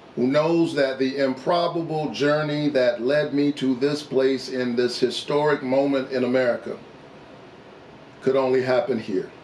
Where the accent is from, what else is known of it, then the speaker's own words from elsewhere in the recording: Savannah, Georgia, United States; A child who grew up in the Caton Homes housing projects of Savannah, Georgia